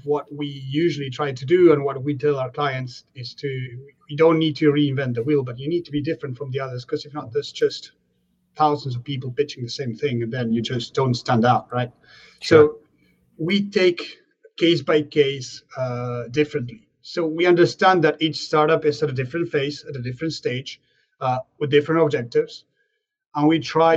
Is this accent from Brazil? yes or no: no; Argentina; moved away as an adult; now in France; I'm from Argentina, actually. So when I was back home, I founded a catering when I was 18.